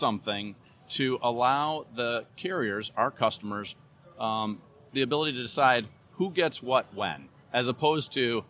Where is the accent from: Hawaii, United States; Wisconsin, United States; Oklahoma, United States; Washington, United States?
Wisconsin, United States; Madison; now in Minnesota, United States; I grew up in Wisconsin. I'm from Madison